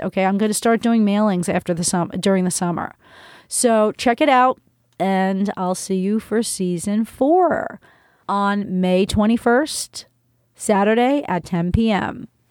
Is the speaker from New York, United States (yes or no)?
yes; New Rochelle, New York, United States; New Rochelle, my hometown